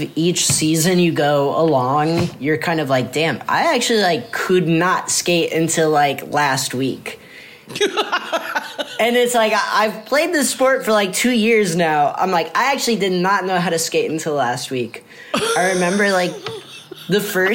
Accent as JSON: {"language": "English", "town": "Mount Vernon", "region": "Iowa", "country": "United States", "tie": "born or raised there", "also_born_or_lived": "Cedar Rapids, Iowa", "said": "I was born in Cedar Rapids, Iowa. And I was raised mostly there. And then when I was like in kindergarten or something, I moved out to a smaller town called Mount Vernon"}